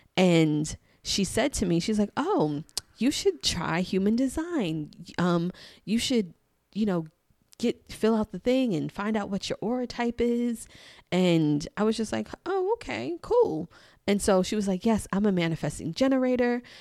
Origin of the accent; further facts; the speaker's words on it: New York City, New York, United States; I'm from New York. I'm from Queens, Queens in the house